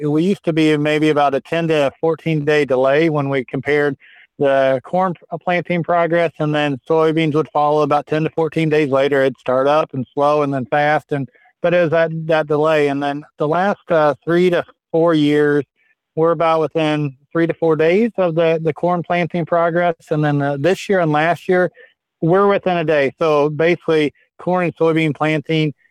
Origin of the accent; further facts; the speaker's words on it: Midwest, United States; I grew up in the Midwest